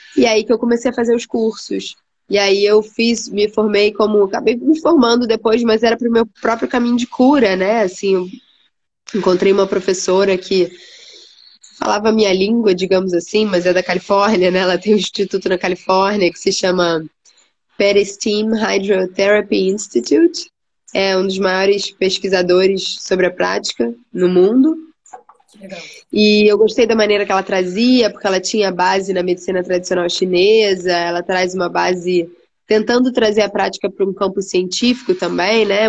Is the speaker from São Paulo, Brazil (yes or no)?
no; Rio de Janeiro, Brazil; moved away as an adult; eu sou carioca, né? Sou do Rio de Janeiro, nasci no Rio, um, cresci ali no Rio mesmo